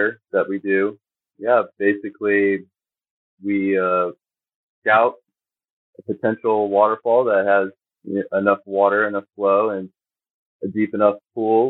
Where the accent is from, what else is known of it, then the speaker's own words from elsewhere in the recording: East Coast, United States; also born or lived in West Virginia; I was born in West Virginia and grew up in generally the East Coast